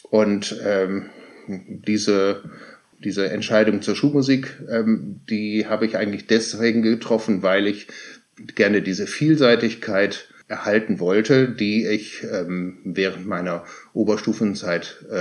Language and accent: German; Cologne, North Rhine-Westphalia, Germany; moved away as an adult; also born or lived in Lower Saxony; now in Hamburg, Germany; komme aber gebürtig aus Köln.